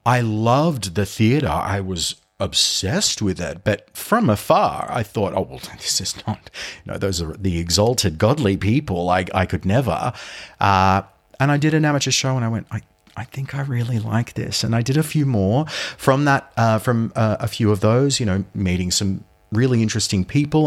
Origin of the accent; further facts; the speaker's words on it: Sydney, New South Wales, Australia; my hometown. So I'm from Sydney.